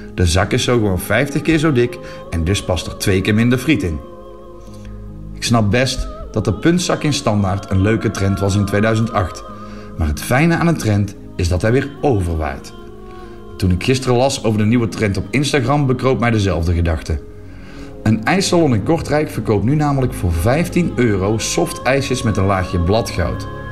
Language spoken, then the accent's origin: Dutch; Netherlands; now in Flanders, Belgium; in mijn geboorteland